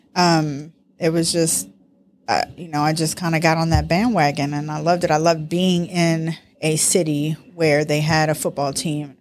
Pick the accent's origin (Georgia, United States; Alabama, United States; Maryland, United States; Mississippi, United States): Maryland, United States; Baltimore; also born or lived in New York; I was raised in Baltimore. Actually, I was raised in New York and Baltimore